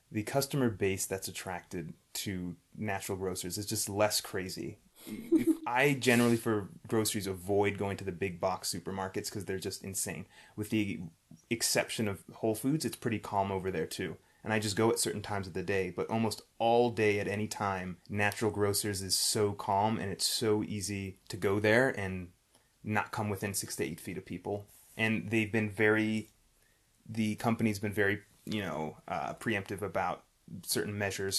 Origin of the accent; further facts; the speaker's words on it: New York City, New York, United States; we're from New York City